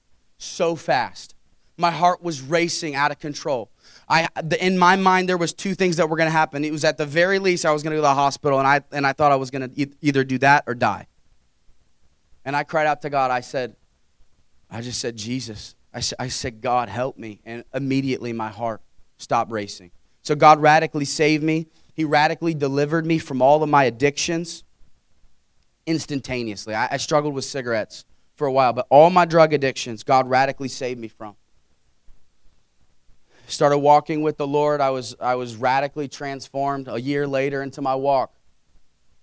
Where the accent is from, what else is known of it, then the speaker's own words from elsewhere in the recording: Carmel, United States; I grew up in Carmel, wonderful home, wonderful parents, five sisters.